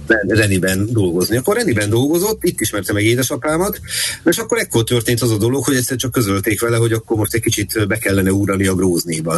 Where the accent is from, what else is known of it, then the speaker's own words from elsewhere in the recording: Budapest, Hungary; also born or lived in Reni, Ukraine (birthplace); ezerkilencszázhetvenkettő november húsz óta budapesti lakos vagyok, pontosabban budai